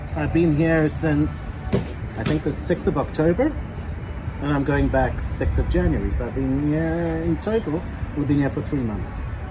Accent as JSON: {"language": "English", "town": "Cape Town", "region": "Western Cape", "country": "South Africa", "moved": "yes", "said": "I'm from Cape Town, South Africa, which is about eleven thousand miles that way"}